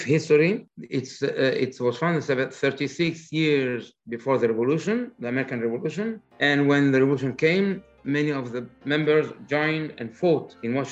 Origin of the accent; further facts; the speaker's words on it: Egypt; moved away as an adult; now in Philadelphia, United States; I was born in Egypt.